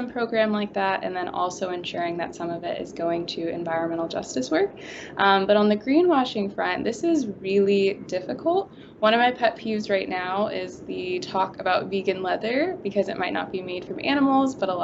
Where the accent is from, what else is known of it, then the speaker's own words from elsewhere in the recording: St. Louis, Missouri, United States; my hometown of St. Louis